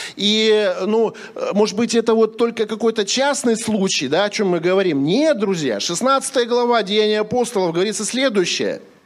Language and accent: Russian; Sakhalin Oblast, Russia; я с Сахалина